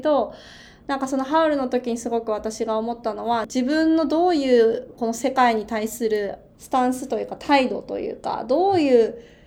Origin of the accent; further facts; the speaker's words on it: Japan; also born or lived in Beijing, China; 日本人であることを明かすことがあまり安全じゃない外交事情とかっていう時がある時にその留学をしてた